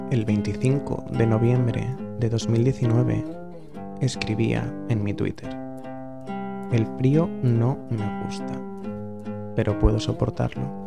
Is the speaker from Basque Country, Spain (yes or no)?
yes; San Sebastián, Basque Country, Spain; moved away as an adult; now in Buenos Aires, Argentina; de Donostia, San Sebastián